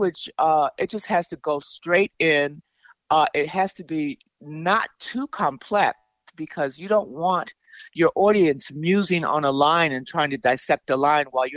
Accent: Chicago, Illinois, United States; I grew up in Chicago. I'm a Chicago native.

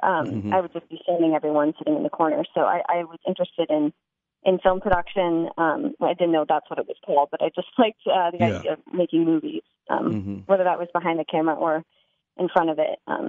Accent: Cincinnati, Ohio, United States; born there; also born or lived in St. Louis / Connecticut / North Carolina / Chicago; now in San Diego, United States; I was born in Cincinnati, then I lived in St. Louis, and then Connecticut, North Carolina, and then I went to Chicago, suburbs of Chicago.

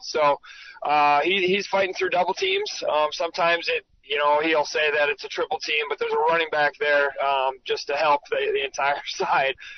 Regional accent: Centerville, South Dakota, United States; We grew up in Centerville, but we would we would make the trek up to Sioux Falls to watch the President's Bowl

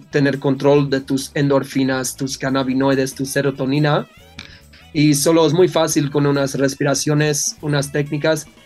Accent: Netherlands; Spanish is a second language; yo, yo soy de Holanda

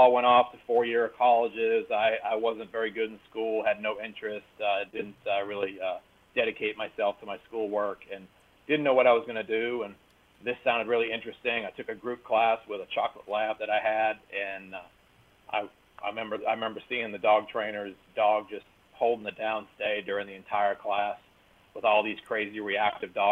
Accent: Massachusetts, United States; moved away as an adult; now in North Carolina, United States; I'm originally from Massachusetts.

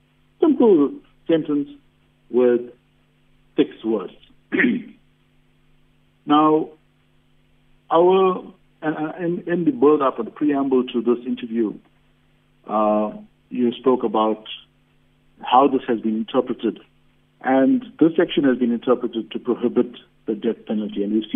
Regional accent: South Africa; it's our position as the South African Hindu Mahasabha that we as South Africans need to rekindle this morality in our community.

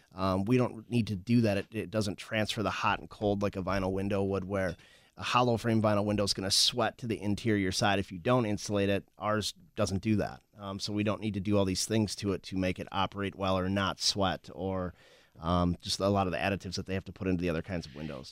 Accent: Winona, Minnesota, United States; also born or lived in La Crosse, Wisconsin; I grew up in Winona, actually, Winona, Minnesota

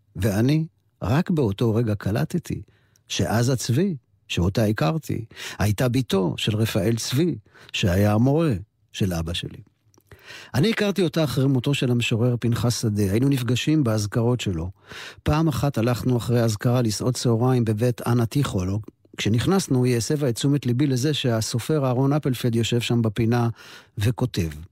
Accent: Jerusalem, Jerusalem District, Israel; לשכונת מקור ברוך, שם נולדתי.

